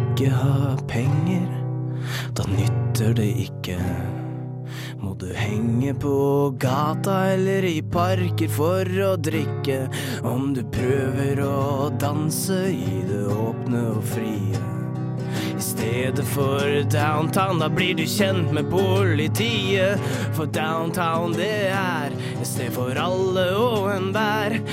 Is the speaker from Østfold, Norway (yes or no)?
no; Prøysen's realm, Innlandet, Norway; jeg er fra Prøysens rike